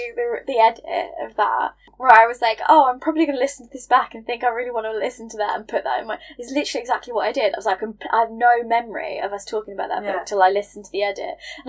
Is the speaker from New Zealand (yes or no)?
no; England, United Kingdom; having none as an English person.